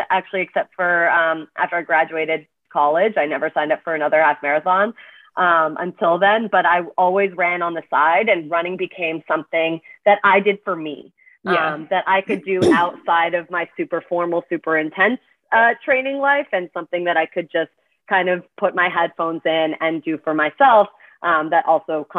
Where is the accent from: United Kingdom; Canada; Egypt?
Canada; moved away as an adult; also born or lived in Washington, D.C.; now in New York, United States; I'm Canadian, came to the States from Canada